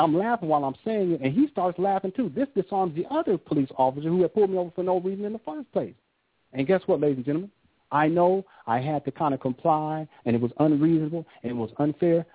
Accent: Southern California, United States; I grew up in Southern California, and I grew up during the advent of gangster rap

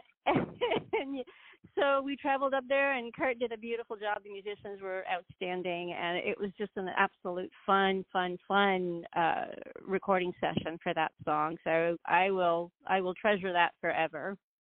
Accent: southern Spain, Spain; moved away; also born or lived in Northern Virginia; I grew up in Spain, um, and I grew up in southern Spain, so my influences were a lot of uh, flamenco

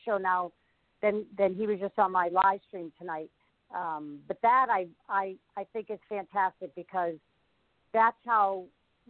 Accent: Boston, Massachusetts, United States; I grew up in Boston

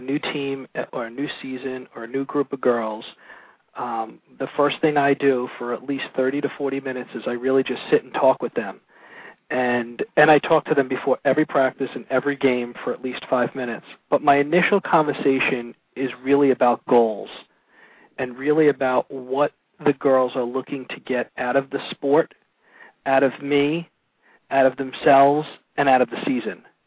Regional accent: Brooklyn, New York, United States; also born or lived in Massapequa, Long Island, New York; grew up on Long Island. First, I grew up in Brooklyn until I was about 12. Started playing organized sports uh, out in Massapequa

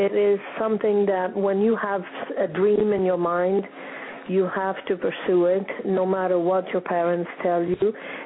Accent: Bari, Apulia, Italy; English is a second language; moved away as an adult; now in United States; I came from Italy. I was born in Bari

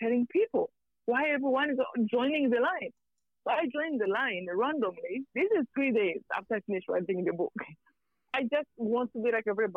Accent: Rwanda; moved away; I'm from Rwanda.

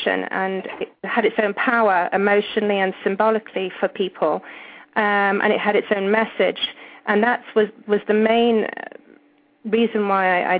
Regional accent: England, United Kingdom; accent: British; moved away; I grew up in England, as you probably can tell.

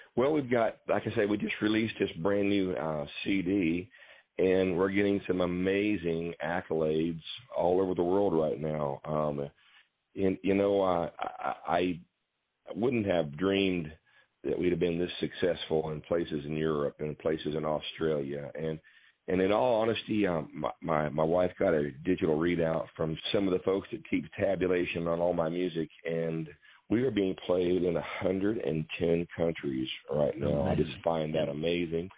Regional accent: Waynesville, Ohio, United States; I'm from Waynesville, Ohio

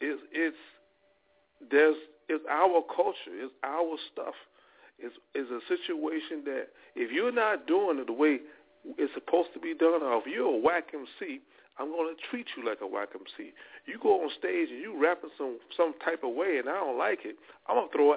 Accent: Louisiana, United States; I'm from Louisiana

